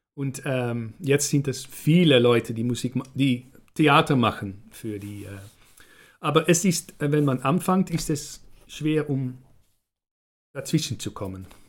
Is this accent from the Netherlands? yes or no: yes; Netherlands; German is a second language